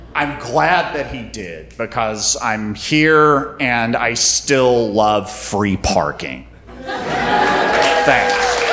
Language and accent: English; North Carolina, United States; also born or lived in Athens, Georgia; I grew up in North Carolina